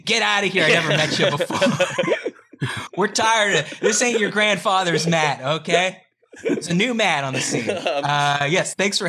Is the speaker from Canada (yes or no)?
yes; Canada; moved away as an adult; also born or lived in Atlanta, Georgia, United States; now in Los Angeles, United States; I am from Canada. I moved to America in 2013, moved to Georgia, of all places, Atlanta, Georgia